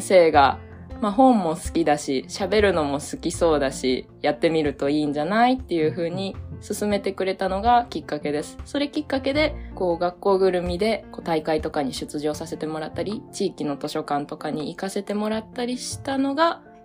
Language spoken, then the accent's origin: Japanese; Kansai, Japan; moved away as an adult; now in Hiroshima, Japan; 出身は関西の方なんですけど